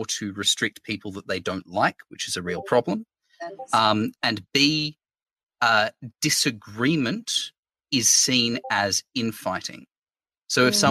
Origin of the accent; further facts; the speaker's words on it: Australia; I am an Australian lefty Twitch streamer